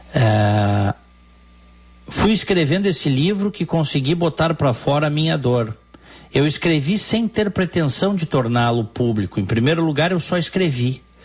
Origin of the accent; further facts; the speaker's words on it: Porto Alegre, Rio Grande do Sul, Brazil; moved away as an adult; now in United States; nasci no Hospital Moinhos de Vento, vivi os primeiros anos da minha vida no bairro Petrópolis e depois parte da minha infância e da minha adolescência no bairro Moinhos de Vento